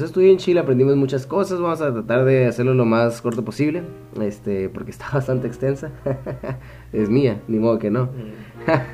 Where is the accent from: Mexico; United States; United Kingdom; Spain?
Mexico; soy, mexicanón mexicano, 100%